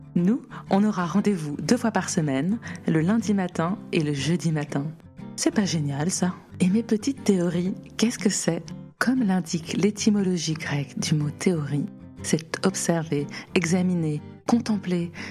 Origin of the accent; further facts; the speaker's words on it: Paris, Île-de-France, France; je suis parisienne, 37 ans